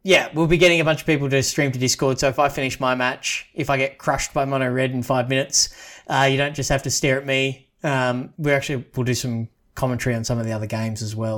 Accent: Australia; as an Aussie

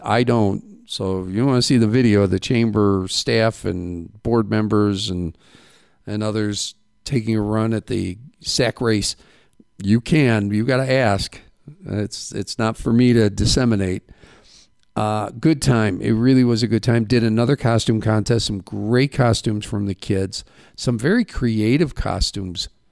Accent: Midwest, United States; now in Safford, United States; where I grew up in the Midwest

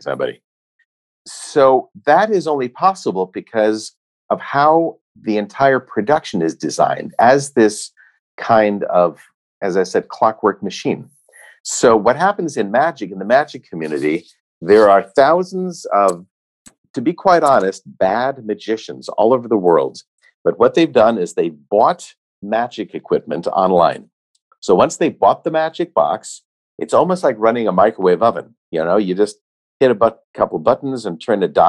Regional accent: United States; Myself as an American

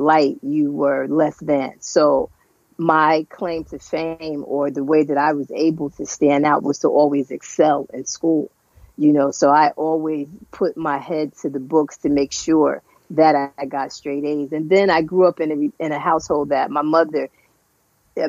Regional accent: Paterson, New Jersey, United States; right here, New Jersey, all my life. I actually, one town over, I grew up in Patterson, I didn't go far

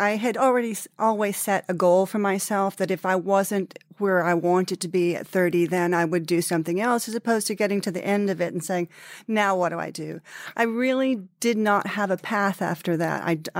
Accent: Texas, United States; I came here originally from Texas as a ballet dancer to work for a company called Harkness Ballet

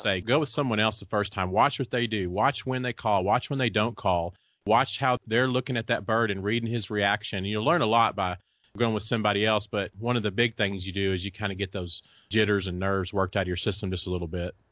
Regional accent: Texas, United States; also born or lived in Kansas; I was born and raised here in Texas. Did live in Kansas for about four years, but other than that, I've lived in Texas all my life

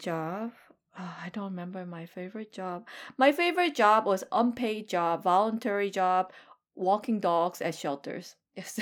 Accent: South Korea; now in United States; I am hundred percent Korean.

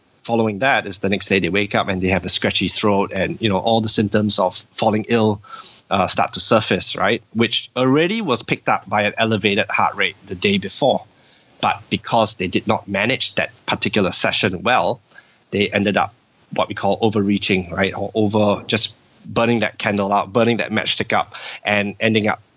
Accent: Singapore; I'm from Singapore, and you know, in Singapore, people tend to be very it's a very fast paced society

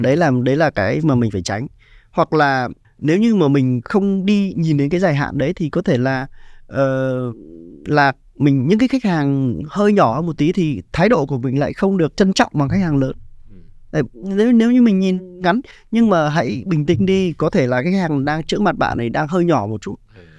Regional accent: Ha Long, Quang Ninh, Vietnam; mình dân Hạ Long mà

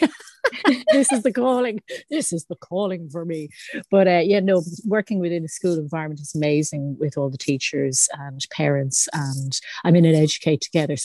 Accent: Howth, Leinster, Ireland; moved away as an adult; now in Bray, Ireland; I'm originally from Howth and Sutton, and I now live in Bray with my two children

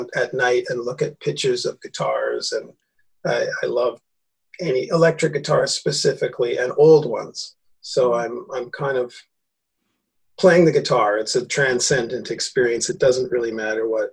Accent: Canada; all Canadians were perhaps taught as a kid that we were the kinder, gentler, more diplomatic, justice-based, egalitarian country

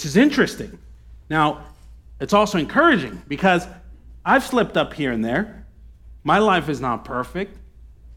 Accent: United States; as an American, as someone who has that sort of lifestyle.

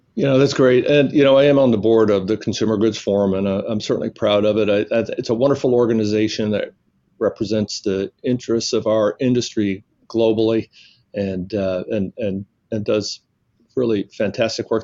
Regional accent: Alabama, United States; moved away; also born or lived in New York / New Orleans; I was born in New York, which uh, is always a surprise to people, but I grew up in the South and and, uh, and spent my uh, formative years in uh, in Alabama, where I uh, met my wife while I was in high school

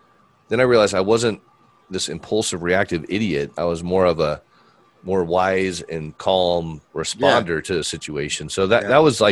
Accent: Fort Wayne, Indiana, United States; I was born in Fort Wayne, Indiana

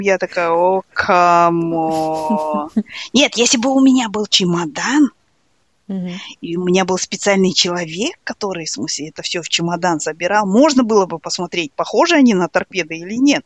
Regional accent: East Kazakhstan Region, Kazakhstan

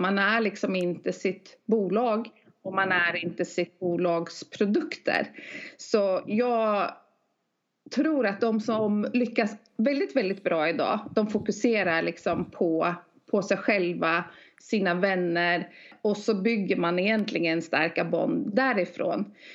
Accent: Norway; now in Sweden; jag är norska

